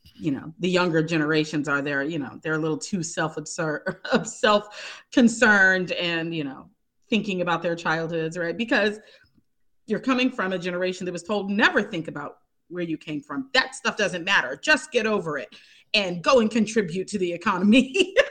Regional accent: Pittsburgh, Pennsylvania, United States; moved away; I'm currently in my hometown of Pittsburgh, Pennsylvania. This is the most time I've spent here since childhood.

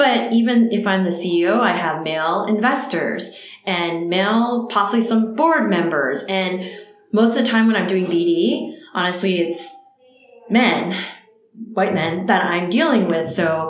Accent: East Coast, United States; now in California, United States; growing up on the East Coast, because there were fewer Asians there or where I was forced to assimilate.

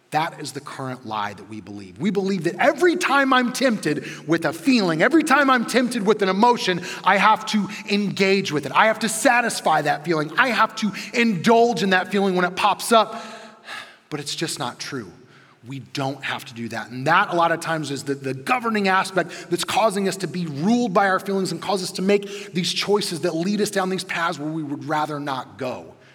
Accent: Midwest, United States; a chunky kid who grew up in the 90s in the Midwest

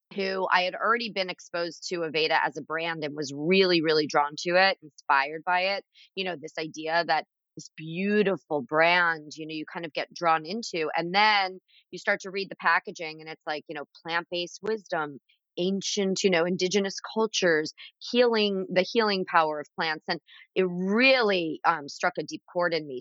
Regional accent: Florida, United States; also born or lived in Philadelphia, Pennsylvania; now in Pennsylvania, United States; I grew up in Florida

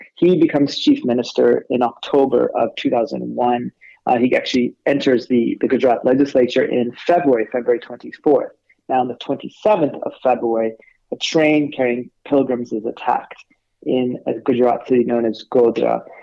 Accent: California, United States; accent: California; I was born and raised in California

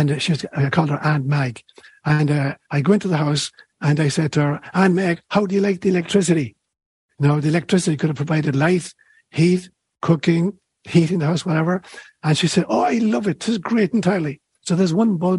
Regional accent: Ireland; moved away; when I was a kid growing up in Ireland

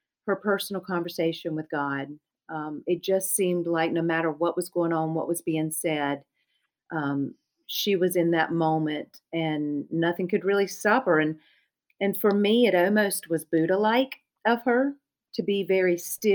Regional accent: Charlotte, North Carolina, United States; accent: Lumbee dialect; my older sister and younger brother and I grew up in Charlotte

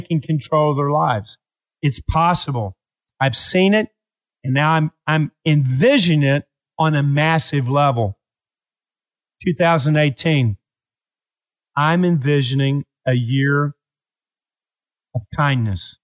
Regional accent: Appalachia, United States; I was raised in Appalachia.

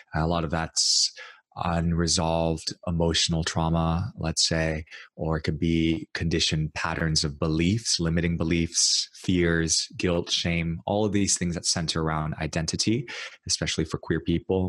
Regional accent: New York City, New York, United States; I grew up in New York City. I was actually born and raised in New York and and then in Brooklyn

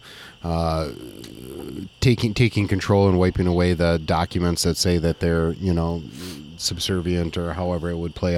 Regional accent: United States; as an American

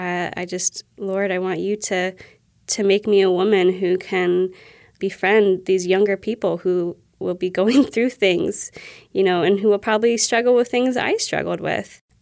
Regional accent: Ohio, United States; also born or lived in New York; since I was probably seven years old, you know, when I moved from New York to Ohio.

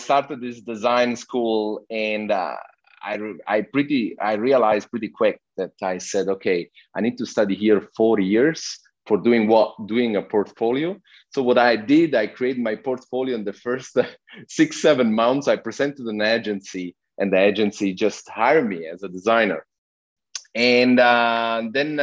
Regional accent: Sicily, Italy; English is a second language; moved away; also born or lived in Switzerland; I'm originally Italian. And I was born in Switzerland, but I grew up in a little town in Sicily. So okay. I bring with me my little accent from down there

